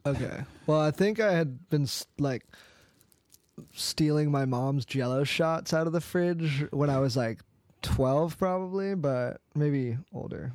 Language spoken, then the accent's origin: English; East Valley, Arizona, United States; I'm from Arizona. I've lived in the East Valley my whole life